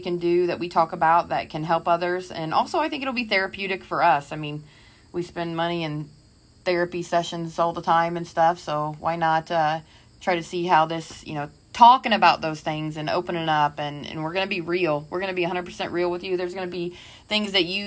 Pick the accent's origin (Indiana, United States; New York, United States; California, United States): Indiana, United States; moved away; my accent because I was from Indiana